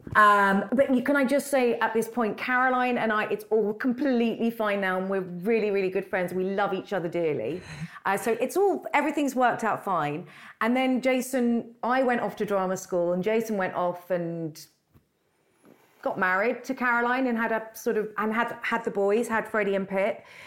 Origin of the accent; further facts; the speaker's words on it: London, United Kingdom; I grew up in London